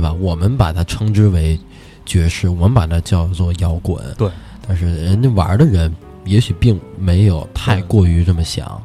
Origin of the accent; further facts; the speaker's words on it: Beijing, China; also born or lived in New York; 我是北京人